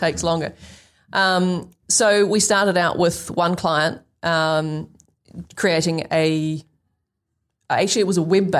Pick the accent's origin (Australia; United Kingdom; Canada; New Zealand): New Zealand; New Zealanders are not great at selling ourselves.